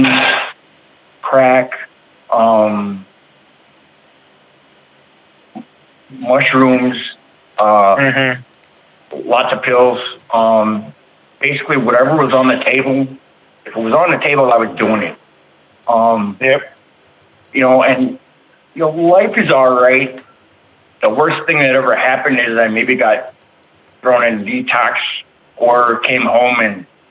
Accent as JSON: {"language": "English", "town": "Bloomington", "region": "Minnesota", "country": "United States", "said": "I'm from Bloomington, Minnesota"}